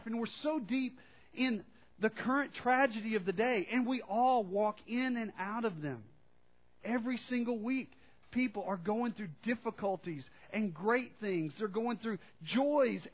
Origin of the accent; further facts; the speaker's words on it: Arkansas, United States; I'm from Arkansas